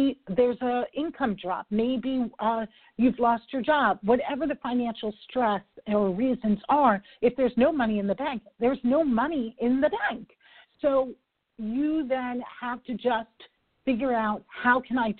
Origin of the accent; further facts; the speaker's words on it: New York, United States; I am a New Yorker